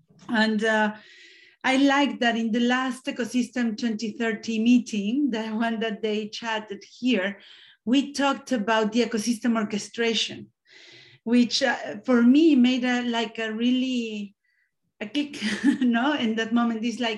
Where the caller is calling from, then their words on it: Spain; I'm connecting from Spain.